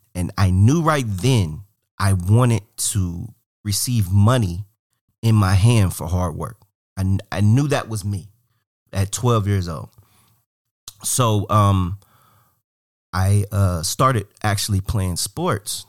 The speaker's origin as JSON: {"language": "English", "town": "Cleveland", "region": "Ohio", "country": "United States", "also_born_or_lived": "Portland", "moved": "as an adult", "said": "I'm from Cleveland. I love Cleveland. Cleveland's me. I'm, I'm Cleveland."}